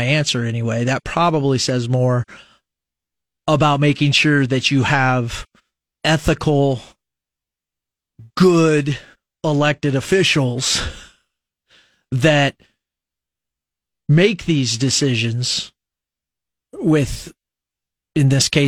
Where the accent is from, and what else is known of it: Nebraska, United States; born or raised there